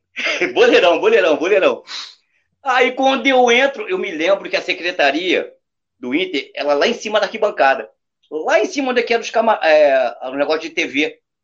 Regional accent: Brazil; Nós brasileiros

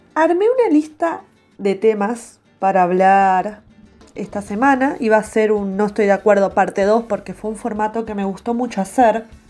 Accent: Argentina; somos todos argentinos

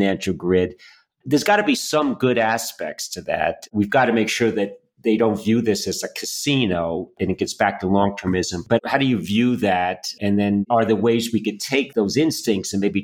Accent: Yonkers, New York, United States; now in Boston, United States; And as a Bostonian, although I'm from Yonkers, New York

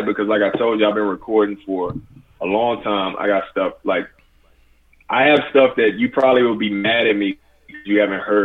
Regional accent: Houston, Texas, United States; I'm from South Park, Houston, Texas. I'm from the same neighborhood as …, …, all these guys

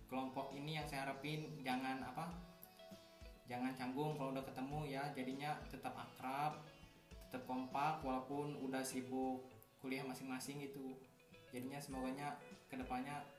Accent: Bukit Kemuning, Lampung, Indonesia; Asal saya dari Lampung Utara, Bukit Kemuning.

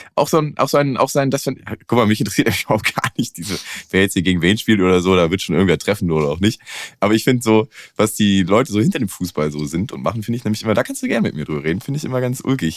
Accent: Northern Germany, Germany; now in Cologne, Germany; ich bin ja aus dem Norden

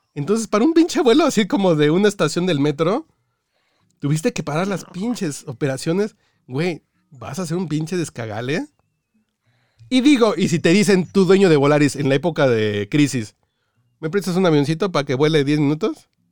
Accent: Mexico; also born or lived in Cancún; yo que soy mexicano

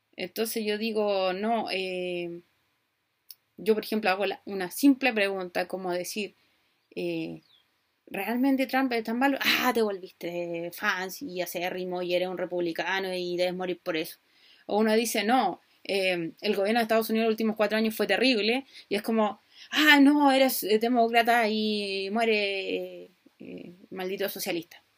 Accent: Chile; Acá en Chile

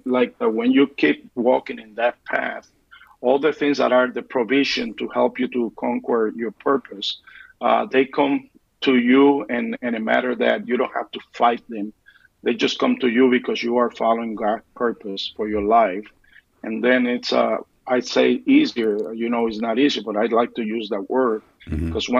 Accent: Puerto Rico; moved away as an adult; also born or lived in New York City, United States; now in Michigan, United States; I was born in New York and raised up in Puerto Rico.

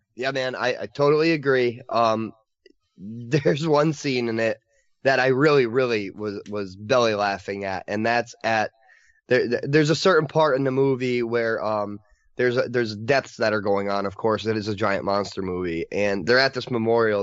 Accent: United States; as an American viewer

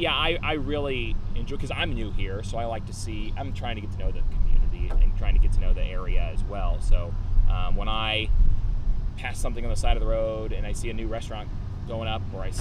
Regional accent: Indiana, United States; I was from Indiana.

